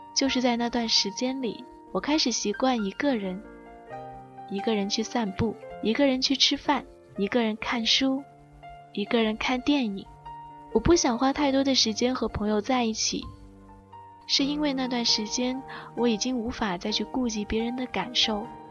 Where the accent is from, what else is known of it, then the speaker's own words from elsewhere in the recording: Guangzhou, Guangdong, China; accent: southern; 我从小在广州长大